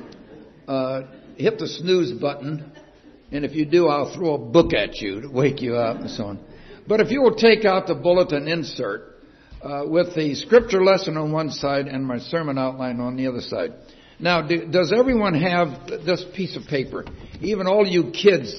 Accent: Iowa, United States; I was born and reared in Iowa 81 years ago tomorrow. And spent my first 7 grades in a one-room country schoolhouse

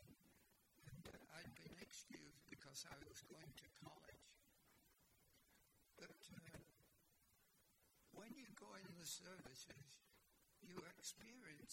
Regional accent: Blackpool, North West England, United Kingdom; now in Canada; I was born in England, in Blackpool, which was a seaside resort.

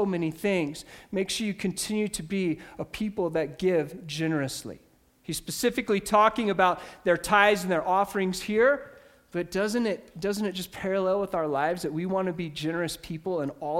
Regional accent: Ordway, Colorado, United States; I grew up in Ordway, Colorado

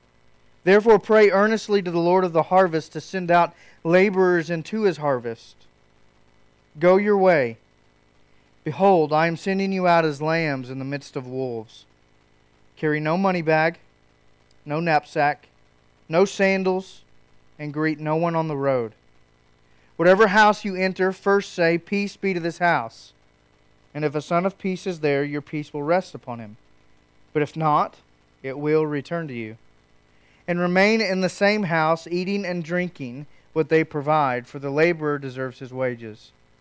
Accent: Oklahoma, United States; Some of us know that growing up in Western Oklahoma with the harvest.

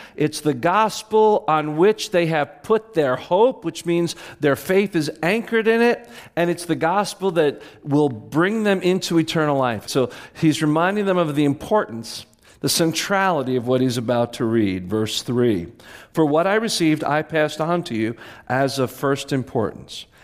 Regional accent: Clinton, New Jersey, United States; growing up in Clinton, New Jersey, dairy farm area

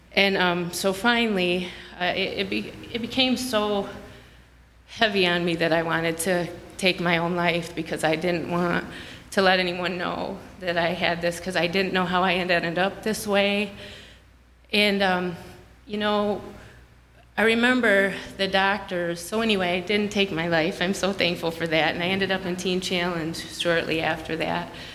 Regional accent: Grand Blanc, Michigan, United States; I'm from Grand Blanc, Michigan

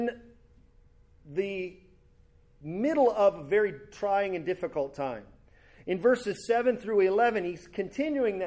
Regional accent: California, United States; my hometown in California

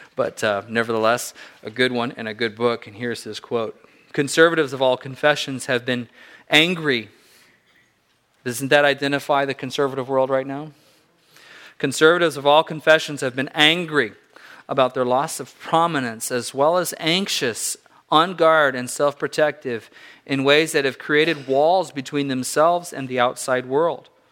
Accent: Southern California, United States; my parents were missionaries in Southern California

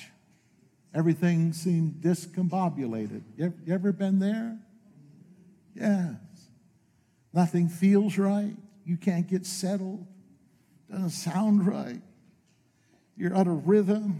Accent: northeastern Pennsylvania near Scranton, United States; moved away as an adult; also born or lived in Maine / Lakeland, Florida; I was born in Maine. I'm from New England. My home, what I call home, is northeastern Pennsylvania near Scranton

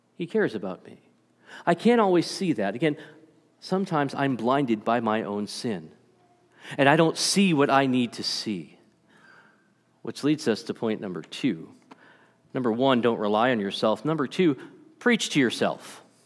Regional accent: Stoughton, Massachusetts, United States; I grew up in Massachusetts. um, little town called Stoughton, Massachusetts, just south of Boston

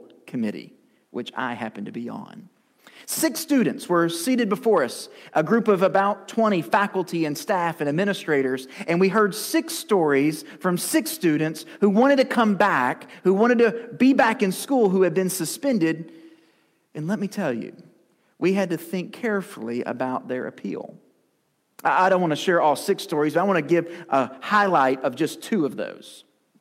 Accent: Lewisport, Kentucky, United States; now in Campbellsville, United States; to Lewisport, my hometown, to visit my family

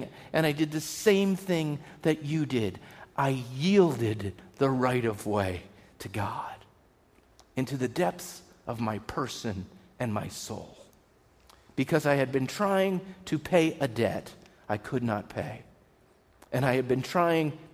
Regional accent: Pennsylvania, United States; I grew up driving in Pennsylvania

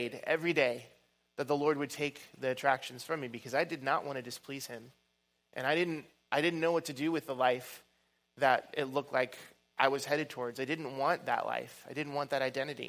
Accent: Oregon, United States; I'm from Oregon and the West Coast

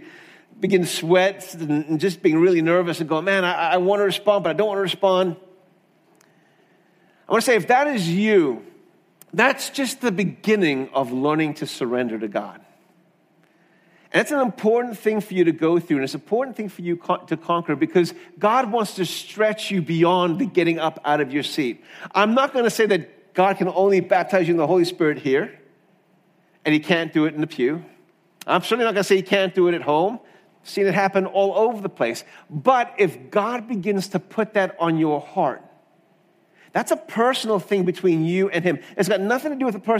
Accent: South Africa; Growing up in South Africa

